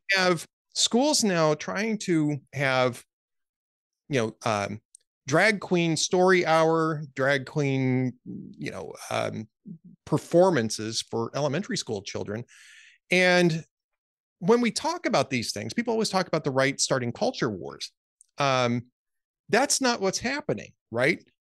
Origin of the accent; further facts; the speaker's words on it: Southern California, United States; also born or lived in Minnesota / Central Texas; now in Texas, United States; I grew up in Southern California, I ended up moving to Minnesota